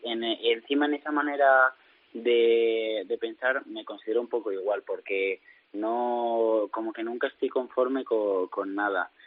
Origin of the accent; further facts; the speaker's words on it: Madrid, Community of Madrid, Spain; now in Valencia, Spain; soy madrileño, pero vivo en Valencia